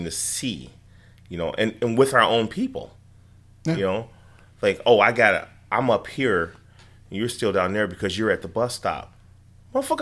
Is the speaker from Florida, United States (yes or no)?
no; Chicago, Illinois, United States; I'm from Chicago. What part? The West Side